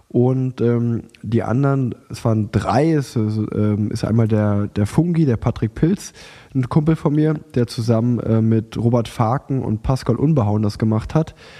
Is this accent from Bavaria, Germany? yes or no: no; Unna, North Rhine-Westphalia, Germany; now in Cologne, Germany; nach Unna gefahren, in meine alte Heimat